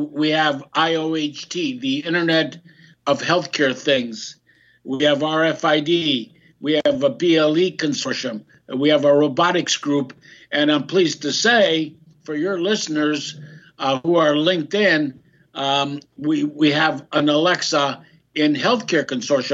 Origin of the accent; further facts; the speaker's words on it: Greece; now in United States; I'm a Greek American, I was born in Greece